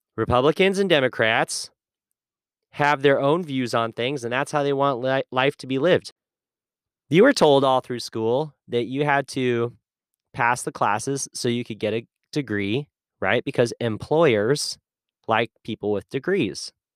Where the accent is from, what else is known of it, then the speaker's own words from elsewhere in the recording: United States; I grew up with in America